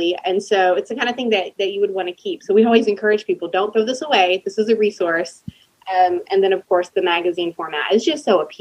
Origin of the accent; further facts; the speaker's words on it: Texas, United States; moved away as an adult; now in Nashville area, United States; I'm from Texas, but moved here about 7-8 years ago.